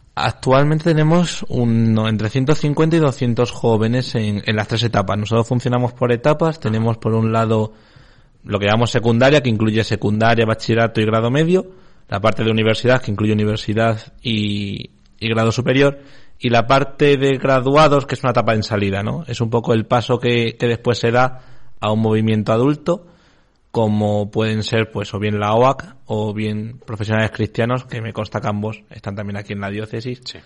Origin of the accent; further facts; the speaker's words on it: Extremadura, Spain; hablo de mi tierra, Extremadura.